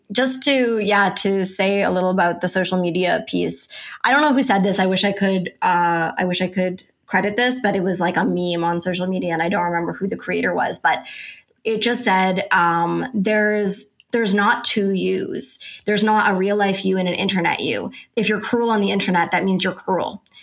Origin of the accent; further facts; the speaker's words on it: Canada; I'm Canadian